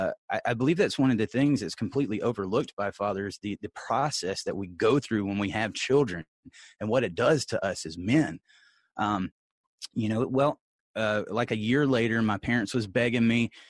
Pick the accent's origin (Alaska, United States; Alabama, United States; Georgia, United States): Georgia, United States; Columbus; I'm a Georgia boy. I'm from Columbus, Georgia. I grew up the son of a pastor.